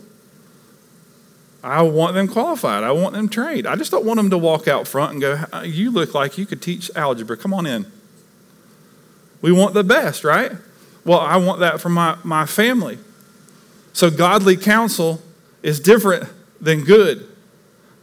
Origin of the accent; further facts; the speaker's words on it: East Tennessee, United States; moved away; where I grew up in East Tennessee, we had lakes all around us